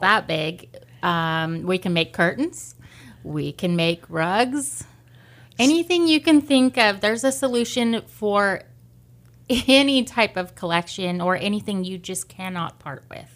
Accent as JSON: {"language": "English", "town": "Lamont", "region": "California", "country": "United States", "tie": "born or raised there", "also_born_or_lived": "Bakersfield, California", "moved": "as an adult", "said": "I grew up in Lamont"}